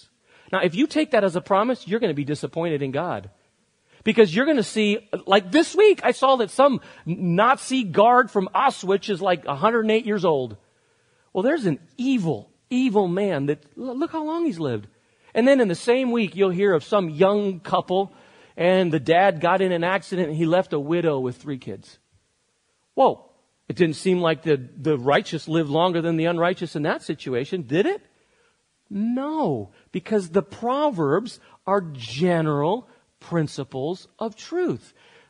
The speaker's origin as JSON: {"language": "English", "town": "Barcelona", "region": "Catalonia", "country": "Spain", "tie": "born or raised there", "moved": "as an adult", "said": "Many of you know that I grew up in Spain. I lived there till I was 18 years old in Barcelona. The minute you know that about me, you actually begin to understand me more. I am culturally more Spanish and European than I am American."}